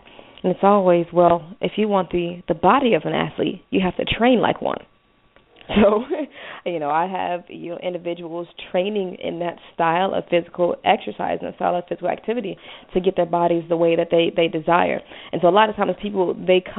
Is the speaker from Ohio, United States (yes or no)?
yes; Cincinnati, Ohio, United States; I'm from Cincinnati, Ohio, so, you know, going into high school in Cincinnati